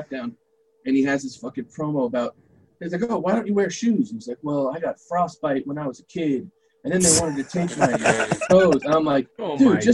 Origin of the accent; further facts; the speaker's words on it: New York, United States; I'm from New York.